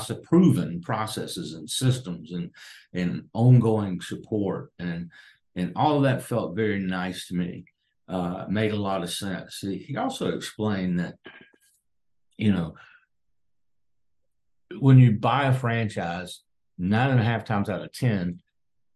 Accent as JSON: {"language": "English", "region": "South Carolina", "country": "United States", "moved": "yes", "lives_now": "Tampa, United States", "said": "I'm originally from South Carolina"}